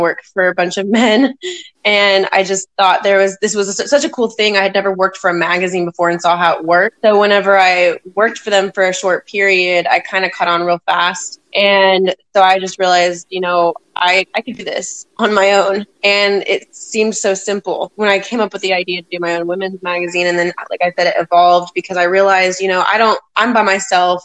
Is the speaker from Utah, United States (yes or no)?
no; Las Vegas, Nevada, United States; now in Oklahoma, United States; I'm originally from Las Vegas, Nevada.